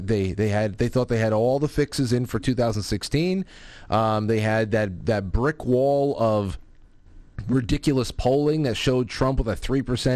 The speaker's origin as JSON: {"language": "English", "region": "East Coast", "country": "United States", "said": "we're from the East Coast"}